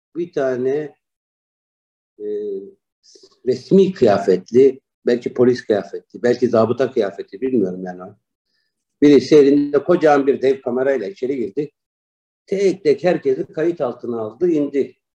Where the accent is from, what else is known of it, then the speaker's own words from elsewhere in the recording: Istanbul, Turkey; moved away as an adult; also born or lived in Malatya; now in China; 1971 İstanbul doğumluyum. Aslen Malatyalıyım öğrenim hayatımı İstanbul'da tamamladım.